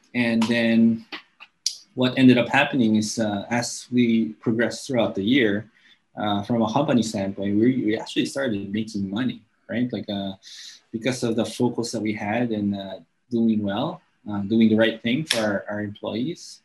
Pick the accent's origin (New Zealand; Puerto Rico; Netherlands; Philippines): Philippines; Angeles City, Central Luzon; first language English; i actually grew up in an air force base uh, in my hometown in angeles city in pampanga